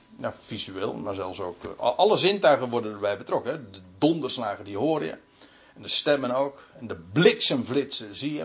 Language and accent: Dutch; Netherlands; wij weten als Nederlanders